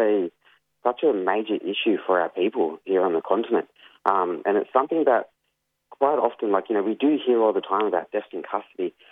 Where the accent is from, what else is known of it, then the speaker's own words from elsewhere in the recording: Yuin Nation, south coast of New South Wales, Australia; I'm from the Wanniwandian clan of the Yuin Nation, which is up on the south coast of New South Wales, from the Nowra area south to the Victoria border.